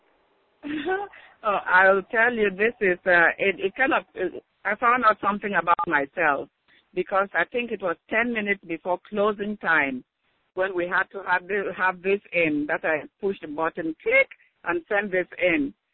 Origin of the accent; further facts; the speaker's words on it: Cameroon; moved away as an adult; also born or lived in Alabama, United States; now in Washington, D.C. area, United States; I was born in Cameroon, that's in West Africa. Went to nursing school over there, but then came here